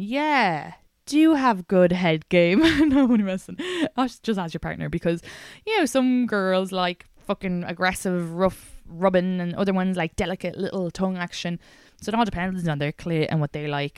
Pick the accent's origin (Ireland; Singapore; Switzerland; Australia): Ireland; now in New York, United States; I'm Irish